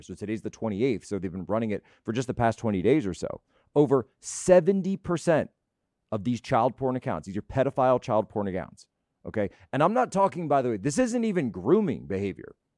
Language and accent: English; Philadelphia, Pennsylvania, United States; My beloved Philadelphia.